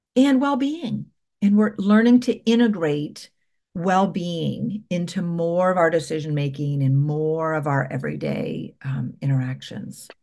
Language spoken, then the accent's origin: English; Columbus, Ohio, United States; I was from Columbus